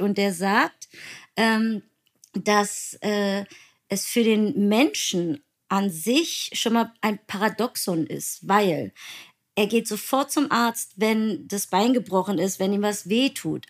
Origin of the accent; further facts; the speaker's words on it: Berlin, Germany; Ich bin Berlinerin